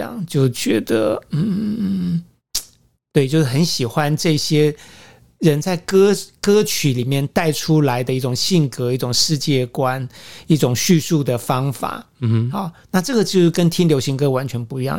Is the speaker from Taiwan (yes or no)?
yes; Taiwan; 我是台湾人，不是中国人